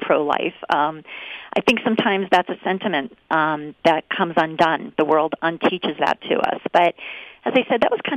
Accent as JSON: {"language": "English", "town": "Scranton", "region": "Pennsylvania", "country": "United States", "tie": "born or raised there", "moved": "yes", "lives_now": "Harrisburg, United States", "said": "now I live in Harrisburg now, but I grew up in Scranton in northeastern Pennsylvania"}